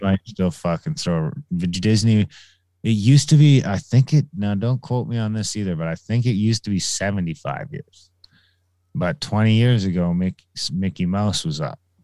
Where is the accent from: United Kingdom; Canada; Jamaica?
Canada; Pikangikum, Ontario; the reserve by my hometown, Pekingika